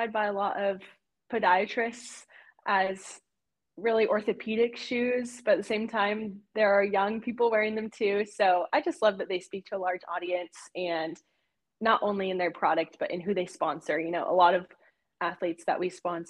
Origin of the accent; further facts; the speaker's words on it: Oregon, United States; also born or lived in Colorado; I'm from Oregon, so it's just Corvallis, where Oregon State is like 1 hour and 10 minutes from my home